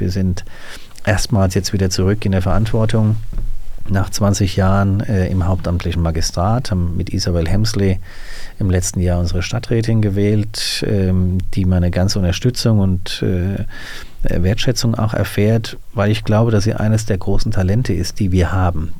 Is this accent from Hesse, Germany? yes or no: yes; Hüttengesäß, Hesse, Germany; also born or lived in Hanau; now in Langenselbold, Germany; bin ich aufgewachsen als Kind in Hüttengesäß.